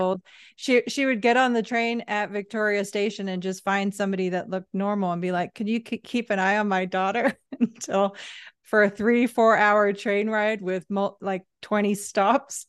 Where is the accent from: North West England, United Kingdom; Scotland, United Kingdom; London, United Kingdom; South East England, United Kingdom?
North West England, United Kingdom; Manchester; I was born in England, uh, Manchester